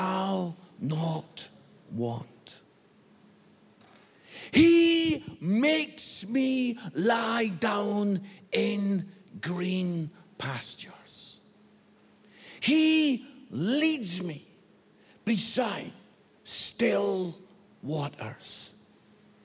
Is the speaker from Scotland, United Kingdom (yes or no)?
yes; Scotland, United Kingdom; I'm Scottish.